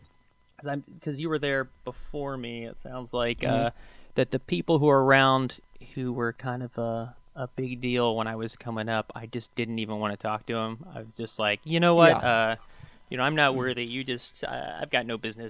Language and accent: English; southern Indiana, United States; moved away as an adult; also born or lived in Chicago; I'm from Indiana originally, so I lived I grew up in southern Indiana and went to college in Indiana